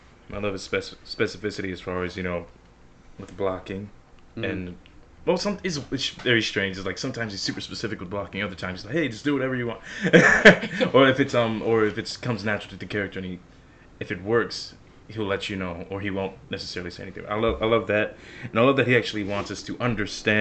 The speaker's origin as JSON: {"language": "English", "town": "Baltimore", "region": "Maryland", "country": "United States", "moved": "as an adult", "lives_now": "North Carolina, United States", "said": "I'm originally from Baltimore. I moved down here in 2020."}